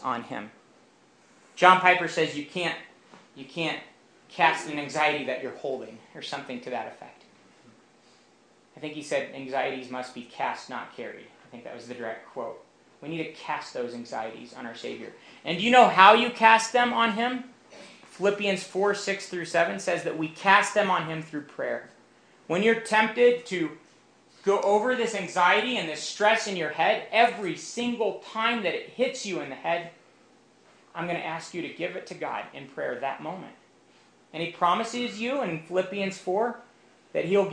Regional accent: Romania; moved away; I grew up in Romania, which had been a communist country for nearly 40 years

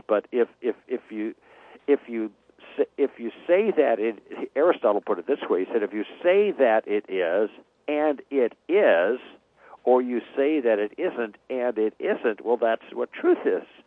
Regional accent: Chicago, Illinois, United States; moved away as an adult; also born or lived in Los Angeles; we grew up in Chicago

